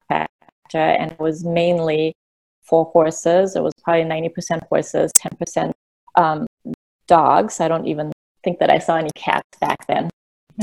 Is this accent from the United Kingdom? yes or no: no; Germany; moved away; I grew up in Germany